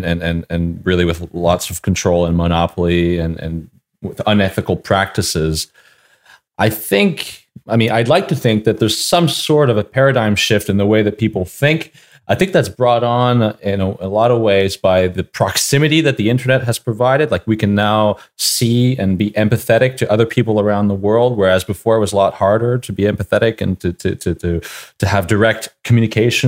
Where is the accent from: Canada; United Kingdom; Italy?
Canada; I'm from Canada where it's cold